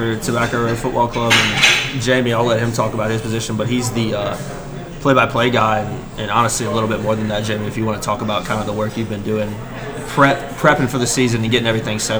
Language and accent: English; Wake Forest, North Carolina, United States; So I actually grew up, I'm from Wake Forest, North Carolina.